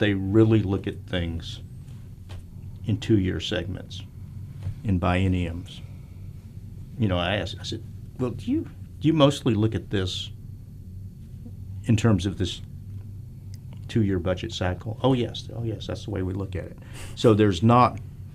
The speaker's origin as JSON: {"language": "English", "region": "Texas", "country": "United States", "moved": "yes", "said": "I'm from Texas."}